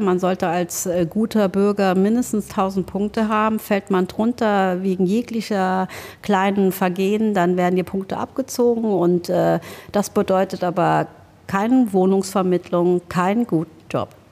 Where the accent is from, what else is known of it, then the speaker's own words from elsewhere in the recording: Germany; also born or lived in Laos; now in Trier, Germany; dass man die Möglichkeit hatte, auch ziemlich frei in Deutschland aufzuwachsen